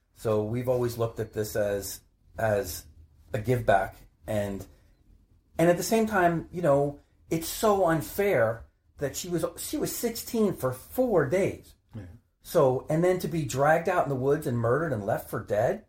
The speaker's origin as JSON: {"language": "English", "town": "Maplewood", "region": "New Jersey", "country": "United States", "tie": "born or raised there", "said": "I grew up in Maplewood, which is a couple towns over."}